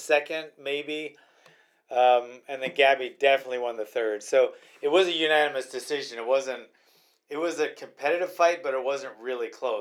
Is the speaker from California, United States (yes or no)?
no; Honolulu, Hawaii, United States; where I grew up in Hawaii